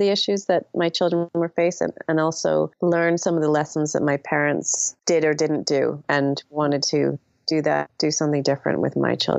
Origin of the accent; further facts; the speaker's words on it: Canada; moved away as an adult; also born or lived in England; I am mixed race myself. So I grew up in Canada. My father's Iranian. My mom's English. And we emigrated when I was about 4 years old, immigrated to Canada.